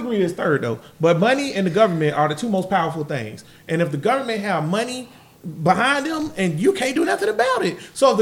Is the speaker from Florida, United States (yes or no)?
yes; Grand Park, Florida, United States; also born or lived in Murray Hill; I'm from Grand Park